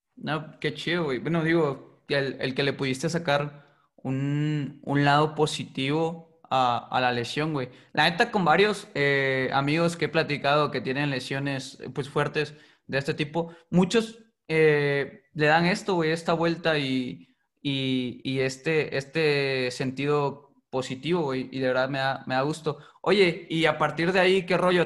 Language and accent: Spanish; Putla Villa de Guerrero, Oaxaca, Mexico; somos originarios de Putla Vía de Guerrero, que es una comunidad muy chica